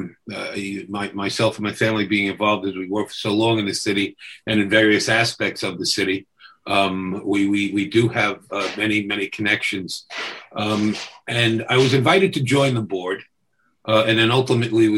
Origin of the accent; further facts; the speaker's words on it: New York City, New York, United States; also born or lived in Brooklyn, New York City; I was born in Brooklyn and raised in Queens and lived in every borough at some point